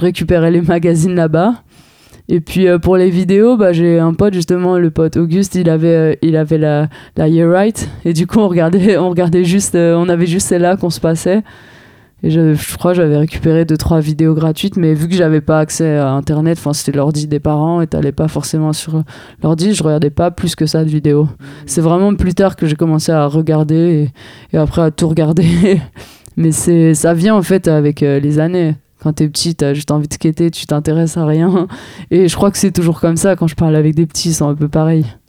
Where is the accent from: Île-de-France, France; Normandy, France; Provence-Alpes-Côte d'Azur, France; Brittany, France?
Île-de-France, France; Paris; en tant que parisienne